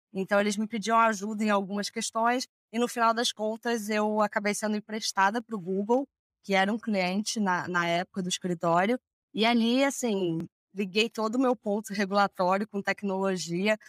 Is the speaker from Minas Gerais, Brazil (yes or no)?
no; Rio de Janeiro, Brazil; moved away as an adult; now in São Paulo, Brazil; Eu sou do Rio